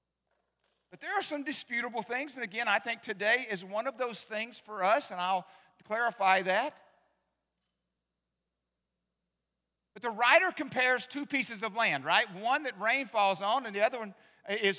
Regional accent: the South, United States; moved away; I was born in the South, became a Christian in the South, I was saved in the Baptist church

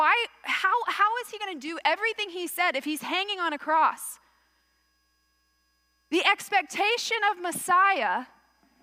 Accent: Texas, United States; moved away; I'm from Texas

